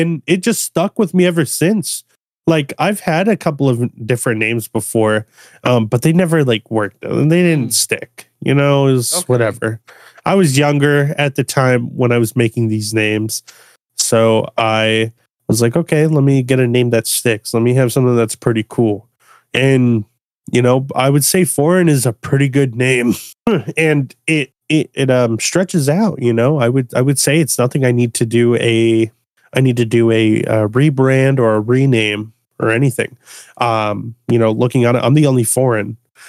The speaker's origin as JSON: {"language": "English", "region": "Florida", "country": "United States", "tie": "born there", "said": "Yeah, I was born in Florida. I just moved up here with my mom."}